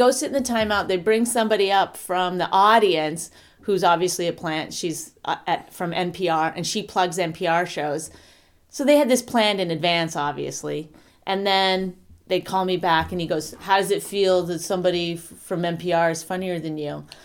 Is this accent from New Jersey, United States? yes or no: yes; New Jersey, United States; I'm from New Jersey